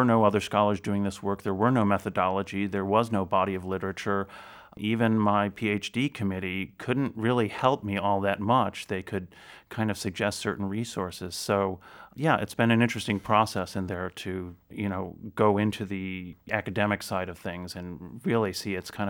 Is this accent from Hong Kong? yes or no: no; Chicago, Illinois, United States; I grew up in the Chicago area, so I attended a lot of great concerts that way.